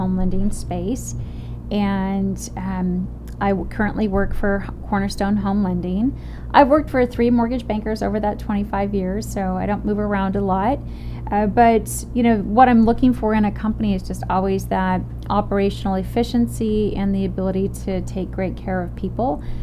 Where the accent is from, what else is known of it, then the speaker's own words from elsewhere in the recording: Arizona, United States; I'm from Arizona